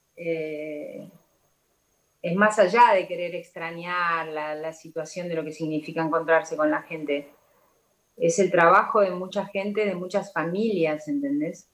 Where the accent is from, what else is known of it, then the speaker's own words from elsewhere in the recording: Argentina; como argentina que soy eh, orgullosa de serlo